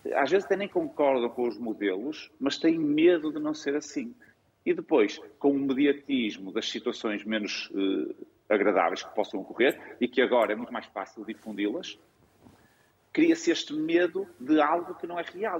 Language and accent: Portuguese; Viana do Castelo, Norte, Portugal; moved away as an adult; also born or lived in Porto; Eu sou de Viana do Castelo, entrei numa faculdade no Porto